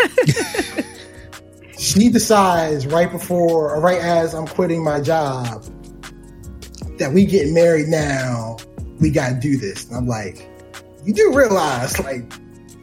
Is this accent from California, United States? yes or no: no; Baltimore, Maryland, United States; do it from Baltimore. It's my hometown.